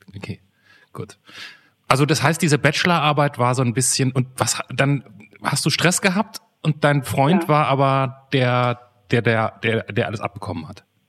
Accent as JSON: {"language": "German", "region": "North Rhine-Westphalia", "country": "Germany", "tie": "born or raised there", "moved": "yes", "said": "Ich vom Niederrhein komme ursprünglich"}